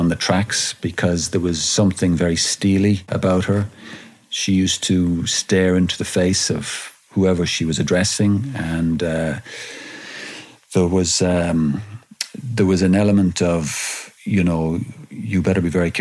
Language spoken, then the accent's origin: English; Ireland; as an Irish journalist